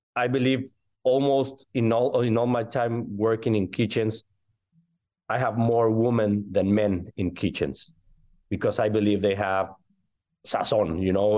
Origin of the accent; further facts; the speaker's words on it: Mexico City, Mexico; moved away as an adult; also born or lived in Miami / Barcelona; now in Atlanta, United States; I was born in Mexico City and raised in Mexico City